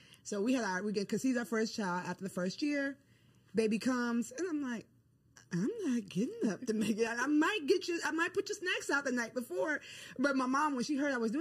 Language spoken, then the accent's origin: English; Ghana; I'm from Ghana, West Africa